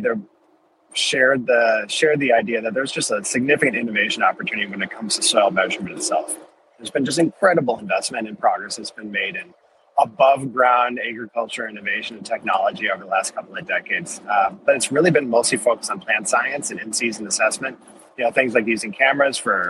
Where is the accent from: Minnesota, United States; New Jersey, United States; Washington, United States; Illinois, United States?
Minnesota, United States; I'm originally from Minnesota